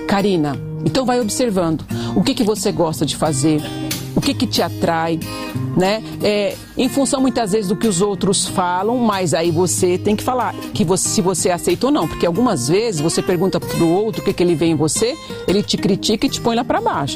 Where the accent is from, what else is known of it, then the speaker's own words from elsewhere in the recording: Brazil; nós somos brasileiros